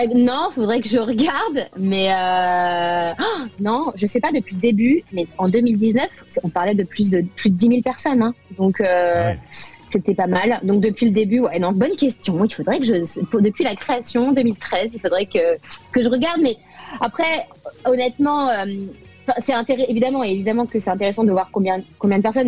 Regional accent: France; moved away as an adult; now in United States; Je suis avant tout française

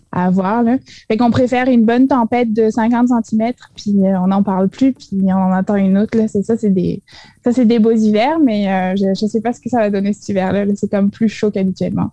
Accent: France; moved away as an adult; also born or lived in Clermont-Ferrand / Montréal; now in Rimouski, Canada; je suis française

